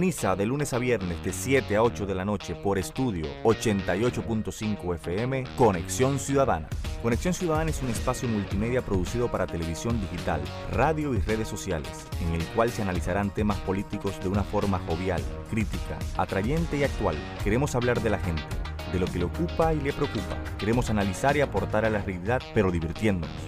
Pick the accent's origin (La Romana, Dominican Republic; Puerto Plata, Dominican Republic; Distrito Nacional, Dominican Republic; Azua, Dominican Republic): Distrito Nacional, Dominican Republic; Santo Domingo; soy abogado, activista social, Nací y me crié en Santo Domingo